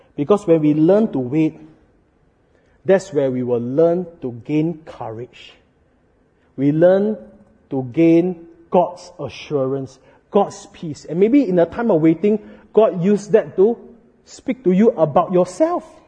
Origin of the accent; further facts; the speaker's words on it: Singapore; as Singaporean